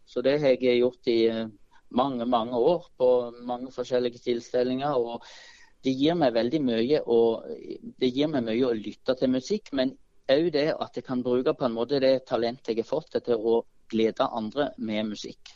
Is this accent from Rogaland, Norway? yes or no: yes; Vikeså, Rogaland, Norway; now in Fevik, Norway; ungdomskoret i Bjerkreim, eller på Vikeså der jeg vokste opp